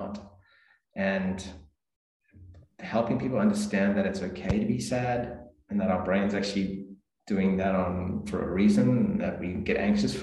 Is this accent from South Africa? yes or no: yes; South Africa; moved away as an adult; also born or lived in Adelaide, Australia; now in Port Lincoln, Australia; I grew up in South Africa originally, and moved here with my parents 2004